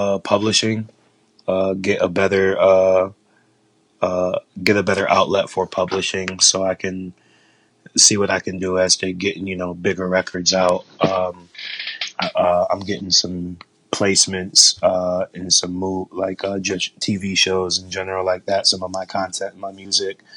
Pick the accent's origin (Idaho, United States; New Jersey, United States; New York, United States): New York, United States; Jamestown; moved away as an adult; also born or lived in Atlanta; now in Florida, United States; I'm from originally from Jamestown, New York. That's upstate New York